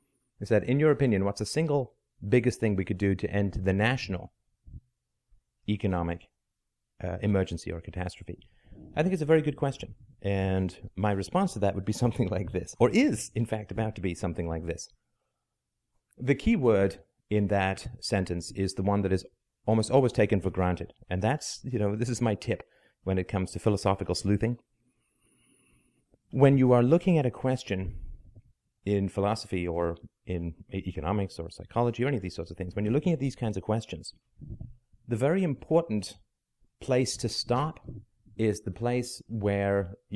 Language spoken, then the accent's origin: English; England, United Kingdom; also born or lived in Ireland / South Africa; now in Canada; I'm from Canada. I'm Canadian. I was born in Ireland. I grew up in England